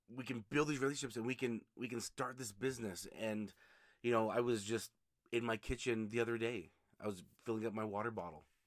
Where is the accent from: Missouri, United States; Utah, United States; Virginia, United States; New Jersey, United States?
Utah, United States; here in Utah, my home state